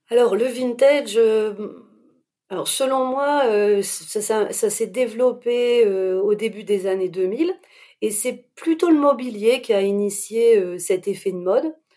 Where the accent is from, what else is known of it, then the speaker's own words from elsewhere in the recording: Lille, Hauts-de-France, France; je suis lilloise